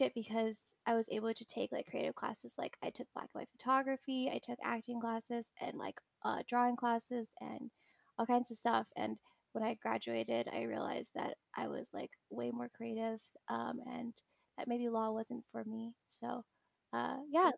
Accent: California, United States; I'm from California

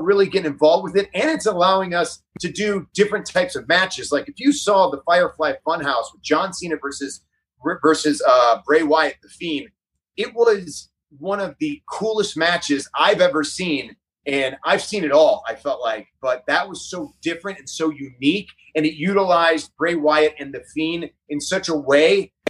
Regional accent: Parma, Ohio, United States; I was from Parma, Ohio. Represent Ohio, by the way.

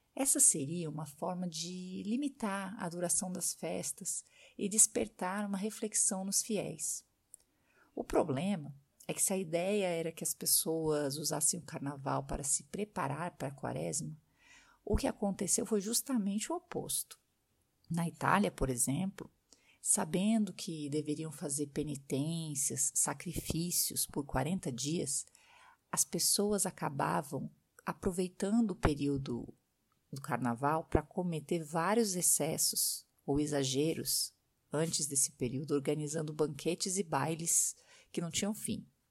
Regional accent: Brazil; now in France; minha rotina de brasileira vivendo no exterior

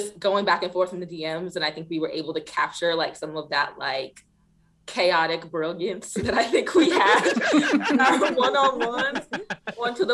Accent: Washington, District of Columbia, United States; I'm from DC

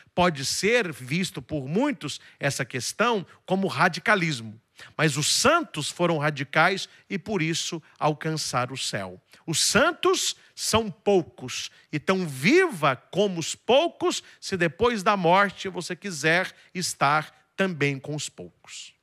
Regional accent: Itaúna, Minas Gerais, Brazil; na cidade de Itaúna, que é onde eu nasci, que fica pertinho de Divinópolis

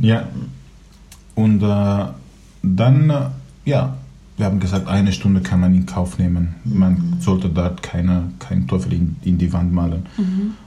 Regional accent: Aleppo, Aleppo Governorate, Syria; first language Kurdish, Arabic; German is a second language; moved away as an adult; now in Germany; Ich, ich komme aus Syrien, aus Aleppo. Ich bin Kurde, mit zwei Sprachen aufgewachsen, Kurdisch und Arabisch. Mhm. Da habe ich meine Kindheit verbracht.

